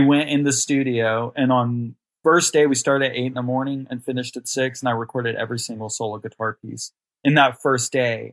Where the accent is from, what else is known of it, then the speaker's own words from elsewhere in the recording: Amarillo, Texas, United States; I'm from Amarillo, Texas, born and raised here. I've only lived in Texas.